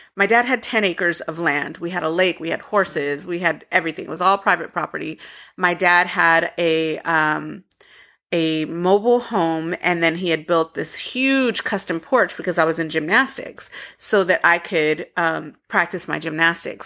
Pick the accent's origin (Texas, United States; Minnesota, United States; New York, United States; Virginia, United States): Texas, United States; Waco; growing up in Waco, we had a mobile home